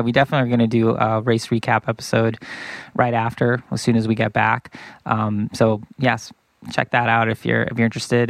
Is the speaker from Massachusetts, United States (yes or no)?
yes; Boston, Massachusetts, United States; now in Bay Area, United States; growing up in Boston